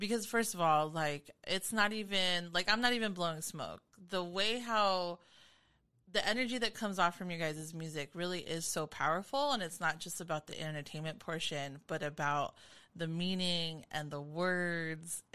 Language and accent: English; Long Beach, California, United States; I'm from SoCal, specifically from the Carson, Long Beach area.